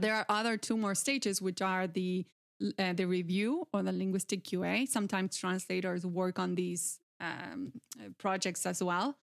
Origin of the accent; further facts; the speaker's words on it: Santa Fe, Argentina; English is a second language; I am originally from Argentina. Um, I grew up in a small agricultural town, uh, in the province of Santa Fe